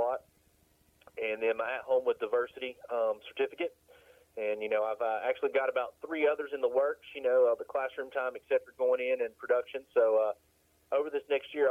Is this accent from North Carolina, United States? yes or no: yes; Asheville, North Carolina, United States; Born and raised here, never left. I love my mountains too much to go elsewhere.